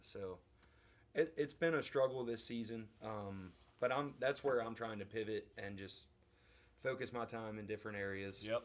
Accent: Maryland, United States; now in West Kentucky, United States; I live in West Kentucky. I'm originally from Maryland

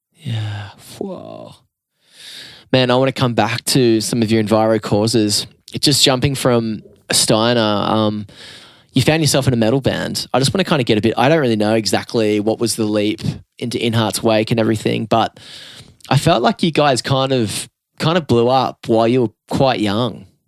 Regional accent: Newcastle, New South Wales, Australia; growing up in the Newcastle rock and roll scene

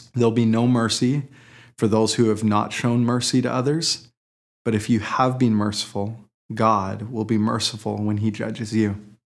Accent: Port Moody, British Columbia, Canada; that last year of high school at Portmooty Secondary

